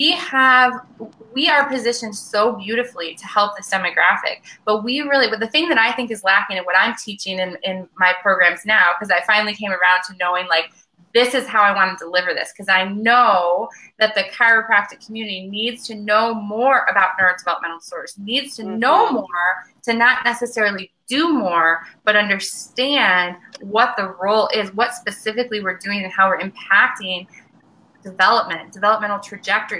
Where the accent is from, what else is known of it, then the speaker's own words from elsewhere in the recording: Michigan, United States; I'm from Michigan